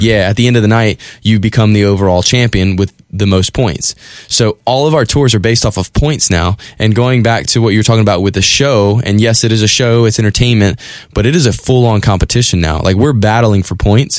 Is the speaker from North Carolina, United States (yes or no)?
yes; Currituck, North Carolina, United States; moved away as an adult; now in Richmond, United States; I grew up in Currituck, North Carolina, which is where Gravedigger's headquartered.